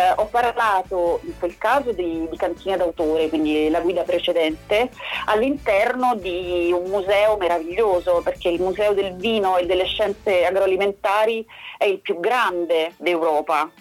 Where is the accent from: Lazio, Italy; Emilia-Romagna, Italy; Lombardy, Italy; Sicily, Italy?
Lazio, Italy; Rome; io sono di Roma